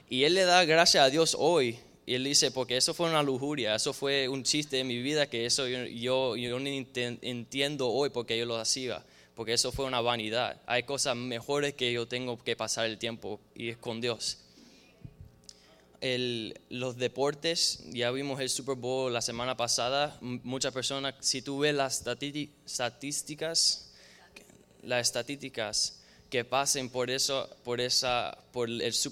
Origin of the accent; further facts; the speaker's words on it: Cuba; now in United States; Donde nosotros vinimos de Cuba, de diferentes tierras de Latinoamérica, hay, brujería y hay, santería y diferentes cosas así